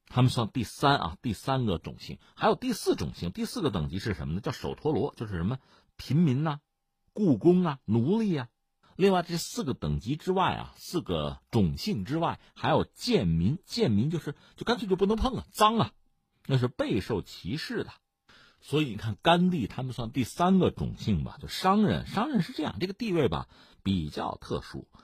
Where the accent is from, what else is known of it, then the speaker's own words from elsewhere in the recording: China; 我们中国人